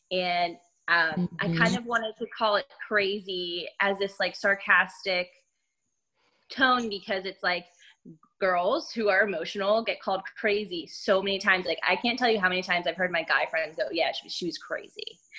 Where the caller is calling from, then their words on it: Philadelphia, Pennsylvania, United States; I'm in Philly.